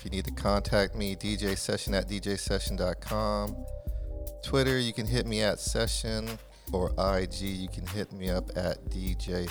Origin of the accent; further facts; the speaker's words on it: San Diego, California, United States; now in Washington, United States; I'm from San Diego, California.